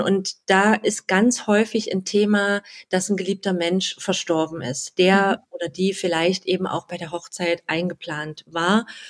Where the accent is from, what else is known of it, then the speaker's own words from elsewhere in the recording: Halle, Saxony-Anhalt, Germany; also born or lived in near Leipzig; now in Leipzig, Germany; Ich wohne ganz in der Nähe von Leipzig und ja, bin 39 Jahre alt, gebürtige Hallenserin, deswegen sind wir uns vom Dialekt auch ein bisschen näher